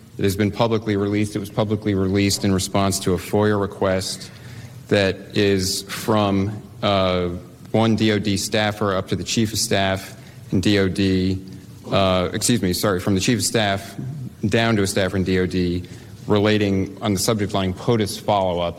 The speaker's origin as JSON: {"language": "English", "region": "West Virginia", "country": "United States", "said": "I'm West Virginia"}